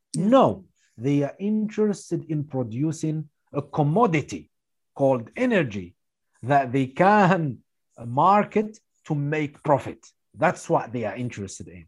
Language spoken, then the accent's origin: English; Tunisia; my home country, Tunisia